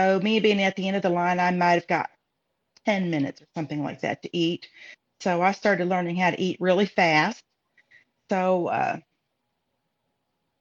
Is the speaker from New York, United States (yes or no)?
no; Harrodsburg, Kentucky, United States; moved away as an adult; I grew up here in Harrodsburg, Kentucky